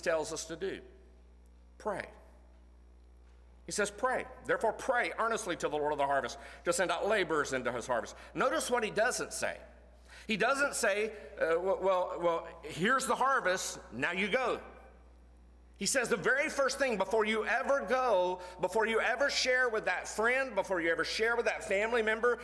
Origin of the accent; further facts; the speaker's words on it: Florida, United States; moved away as an adult; now in Tennessee, United States; I was born in Florida, grew up in Florida most of my life. Grew up 30 minutes from the University of Florida